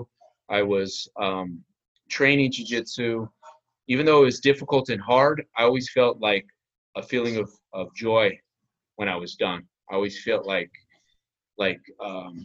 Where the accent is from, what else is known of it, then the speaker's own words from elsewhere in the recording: New Mexico, United States; also born or lived in Las Vegas; now in St. Augustine, United States; I grew up in New Mexico.